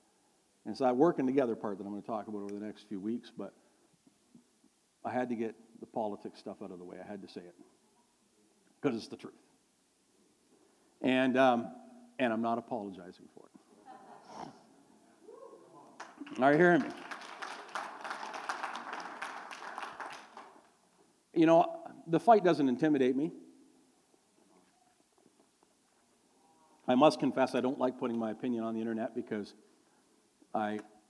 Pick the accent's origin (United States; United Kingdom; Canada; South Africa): Canada; near Toronto, Ontario; we're from near Toronto